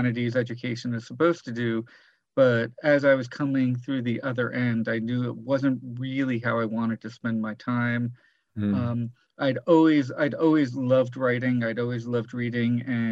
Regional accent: South Florida, United States; I grew up in South Florida

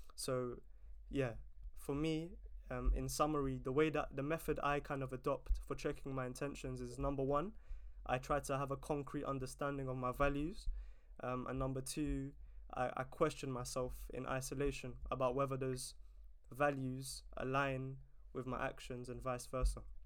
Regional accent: London, United Kingdom; it's such an amazing place to to grow up

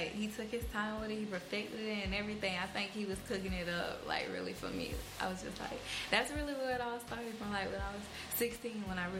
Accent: Atlanta, Georgia, United States; I'm from Atlanta, Georgia, Cleveland Ave, really where I was raised at, around there.

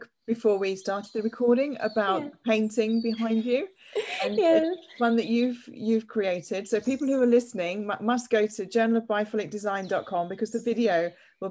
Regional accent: London, United Kingdom; I'm originally from London, and so my stomping ground was always central London

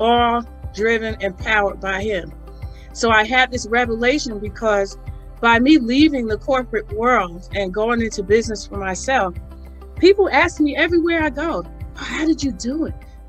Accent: Northern New Jersey, United States; I was born and raised in New Jersey, in Northern New Jersey

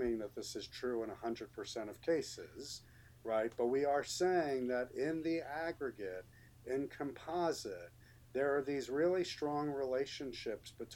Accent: New York City, New York, United States; when I was growing up in New York City in the 1970s

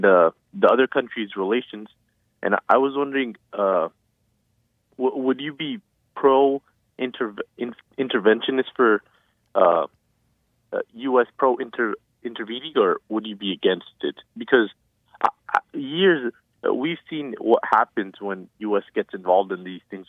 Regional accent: Hawthorne, California, United States; also born or lived in Pasadena; I'm from Hawthorne

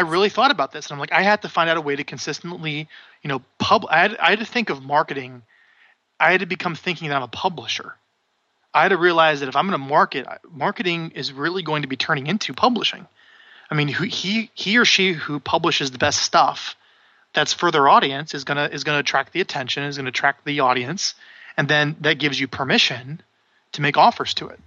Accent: Omaha, Nebraska, United States; I'm from Omaha, Nebraska.

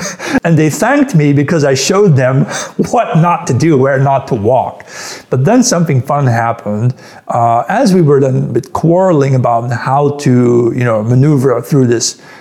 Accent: Netherlands; moved away as an adult; also born or lived in Amsterdam / Munich; I grew up in the Netherlands

